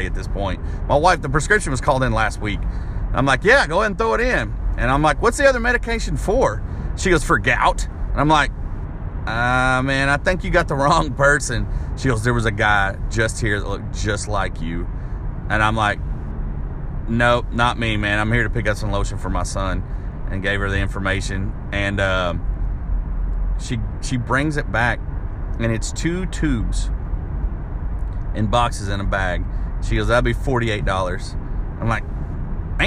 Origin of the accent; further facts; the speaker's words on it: Arkansas, United States; now in Nashville, United States; my hometown in Arkansas